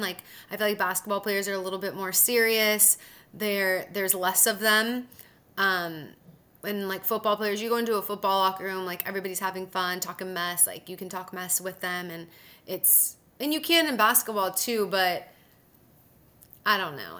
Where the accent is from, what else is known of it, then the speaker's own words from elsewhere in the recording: Southern California, United States; moved away as an adult; also born or lived in Mississippi / Huntsville, Alabama; now in Sacramento, United States; I'm from Southern California